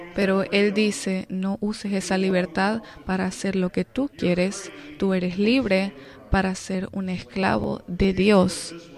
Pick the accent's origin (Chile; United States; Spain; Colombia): United States; como americanos